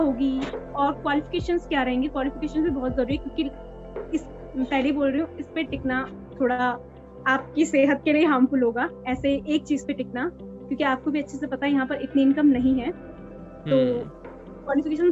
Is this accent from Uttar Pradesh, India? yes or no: no; Pauri Garhwal, Uttarakhand, India; moved away; मैं पौड़ी गढ़वाल से हूँ तो मेरी पौड़ी गढ़वाल में बारिश वैसे कम होती है